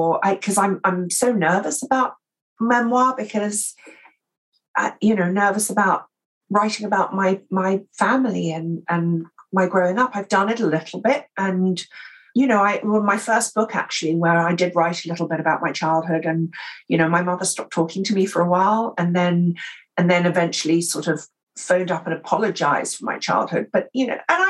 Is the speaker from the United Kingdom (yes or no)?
yes; England, United Kingdom; accent: received pronunciation; I'm English and I speak, you know, received pronunciation